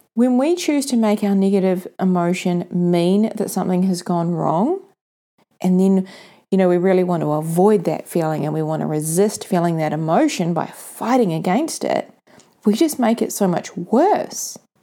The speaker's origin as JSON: {"language": "English", "town": "Mount Maunganui", "region": "Bay of Plenty", "country": "New Zealand", "tie": "born or raised there", "said": "Mount Maunganui, my hometown here in New Zealand."}